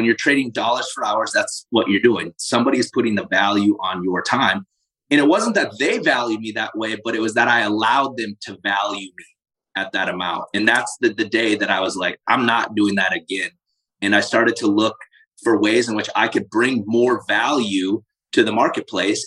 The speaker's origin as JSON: {"language": "English", "region": "South Dakota", "country": "United States", "tie": "born or raised there", "said": "I grew up in South Dakota"}